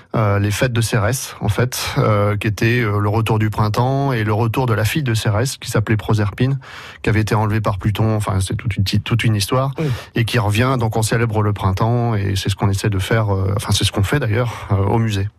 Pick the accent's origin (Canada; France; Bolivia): France; Rom, Nouvelle-Aquitaine; nous sommes des Romains et des Romaines.